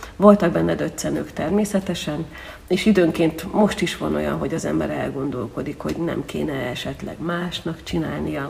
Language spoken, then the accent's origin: Hungarian; Veszprém, Veszprém County, Hungary; moved away as an adult; now in Zirc, Hungary; magam Veszprémiként azért tudom, hogy hogyan zajlott a városi kórus élete